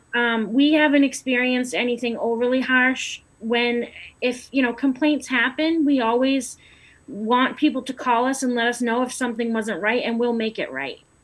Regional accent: Lowell, Massachusetts, United States; I grew up in Lowell

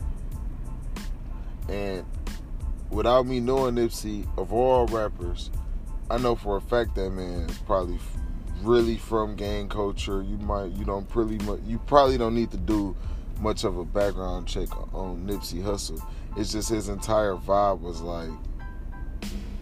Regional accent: Detroit, Michigan, United States; I'm from Detroit, Michigan

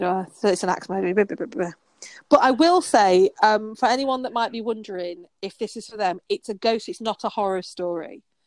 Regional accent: Yorkshire and the Humber, United Kingdom; I'm from Yorkshire, an amazing place

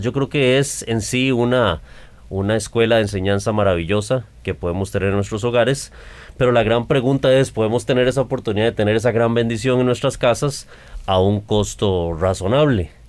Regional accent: Costa Rica; los costarricenses

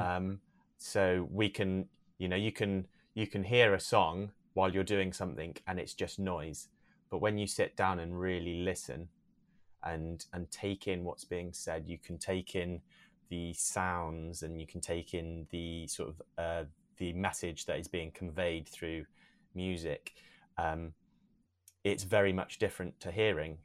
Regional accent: Newton Abbot, South West England, United Kingdom; also born or lived in South Africa; I was born there, um, but I grew up here in England since the age of three. Have always been in Devon, um, in Newton Abbot.

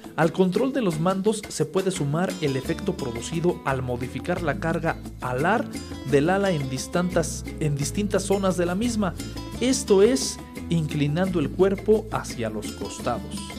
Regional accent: Acambay, State of Mexico, Mexico; desde esta tierra acambayense, mi pueblito querido que eh, me vio nacer.

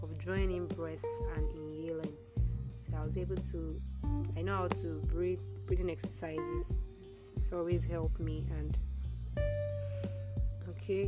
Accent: Nigeria; I'm a Nigerian

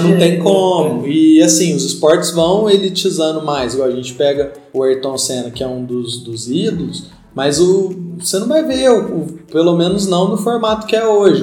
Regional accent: Brazil; a gente, enquanto brasileiros

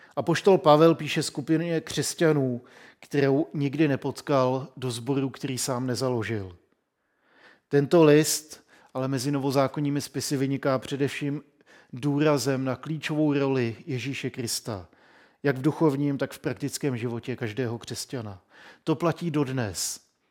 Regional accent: Czechia

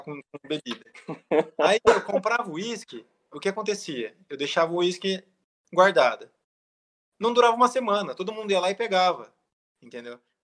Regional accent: Novo Horizonte, São Paulo, Brazil; moved away as an adult; also born or lived in São Bernardo do Campo / United States; now in Barueri, Brazil; eu sou de Novo Horizonte, né? Interior de São Paulo. E sou engenheiro mecânico. Fiquei muito tempo em Novo Horizonte, meus 18, 20 anos

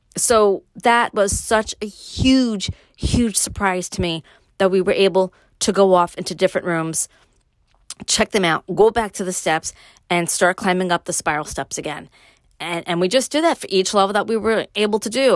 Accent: New York City, New York, United States; moved away; me growing up in Brooklyn, moving to upstate

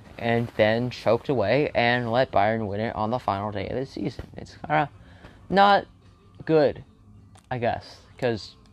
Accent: the Philadelphia area, Pennsylvania, United States; I was born in the Philadelphia area

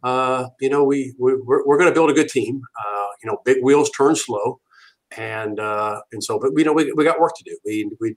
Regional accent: Ohio, United States; I'm from Ohio

